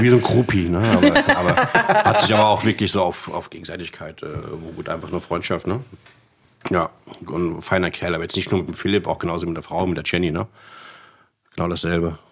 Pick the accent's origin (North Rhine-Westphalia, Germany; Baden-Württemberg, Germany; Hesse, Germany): Hesse, Germany; Frankfurt; also born or lived in Königstein; gebürtiger Frankfurter.